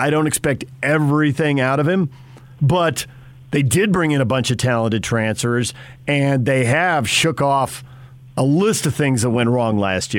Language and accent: English; California, United States; And I didn't even come from Jersey. I came from California.